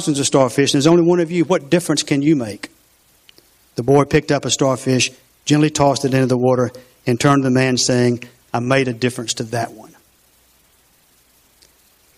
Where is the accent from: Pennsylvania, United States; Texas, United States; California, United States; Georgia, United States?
Georgia, United States; LaGrange; I grew up on Dunson Village, Carey Street